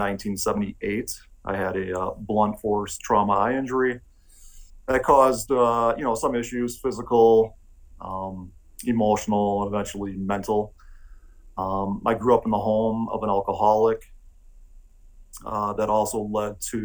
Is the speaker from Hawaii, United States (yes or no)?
no; Milwaukee, Wisconsin, United States; moved away as an adult; now in Vail, United States; I grew up in Milwaukee, Wisconsin.